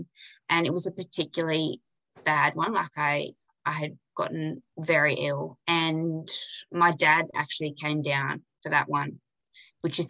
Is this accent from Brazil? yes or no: no; Kalyeeda Station, Kimberley, Western Australia, Australia; I grew up here on Callier Station